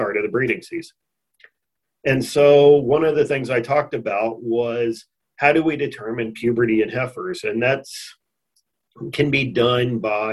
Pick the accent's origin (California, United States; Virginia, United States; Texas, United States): Texas, United States; moved away as an adult; also born or lived in Missouri / Miles City, Montana / Brookings, South Dakota; I grew up here in Texas